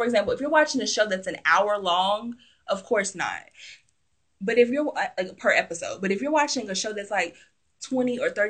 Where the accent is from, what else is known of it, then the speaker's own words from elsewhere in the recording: the South, United States; because I'm from the South